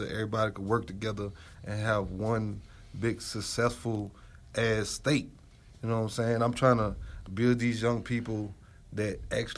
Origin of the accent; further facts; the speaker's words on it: New Orleans, Louisiana, United States; moved away as an adult; now in Colorado, United States; I'm originally from New Orleans